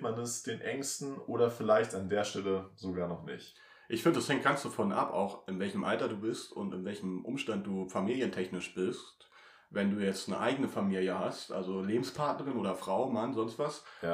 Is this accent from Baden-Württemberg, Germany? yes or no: no; Treuenbrietzen, near Potsdam, Brandenburg, Germany; ich komme ja aus Trömbrizen, also ich wohne ja eine Stunde entfernt hier von Potsdam